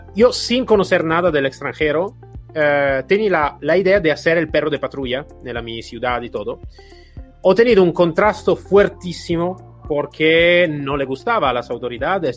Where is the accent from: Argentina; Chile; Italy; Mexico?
Italy; Spanish is a second language; moved away; soy italiano, entonces en mi país de origen